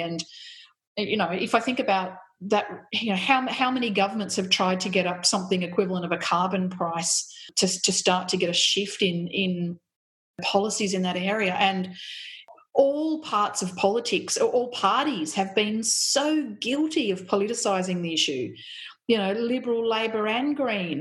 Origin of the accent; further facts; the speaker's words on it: country New South Wales, Australia; also born or lived in Canberra; now in Melbourne, Australia; I grew up in country New South Wales, and it was a very very white um, community eh, that I, I grew up